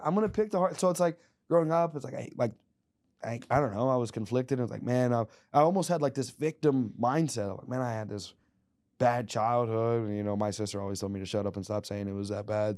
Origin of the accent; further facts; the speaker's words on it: Little Rock, Arkansas, United States; we were born and raised in Little Rock, Arkansas